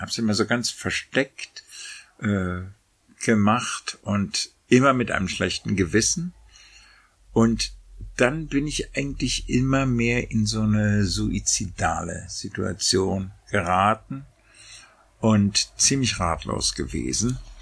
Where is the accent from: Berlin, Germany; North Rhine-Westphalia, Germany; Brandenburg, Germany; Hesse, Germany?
Berlin, Germany; moved away; Berlin, meine Heimatstadt